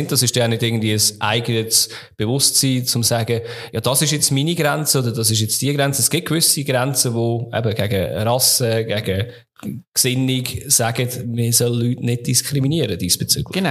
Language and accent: German; St. Gallen, Switzerland; wenn ich als St. Galler in Luzern bin, werde ich auch immer als Scheiß St. Galler bezeichnet.